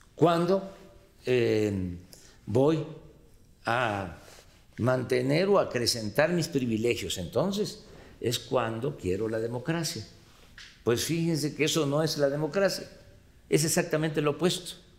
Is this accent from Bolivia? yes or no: no; Tepetitán, Tabasco, Mexico; En mi pueblo, en Tepetitán